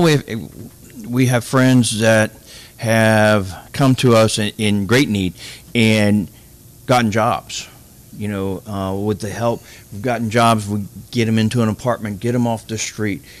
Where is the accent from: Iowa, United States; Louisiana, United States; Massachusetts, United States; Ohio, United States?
Louisiana, United States; Morgan City; I'm originally from Morgan City